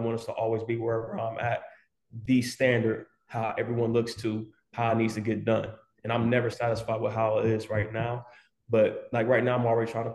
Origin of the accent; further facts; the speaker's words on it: Columbus, Ohio, United States; moved away; also born or lived in Dayton, Ohio; originally from Columbus, Ohio. So, I was born in Dayton, Ohio, lived in Westwood, where, you know, the soda baths and all that stuff. And then I moved to Columbus, so on the south end of Columbus, grew up there.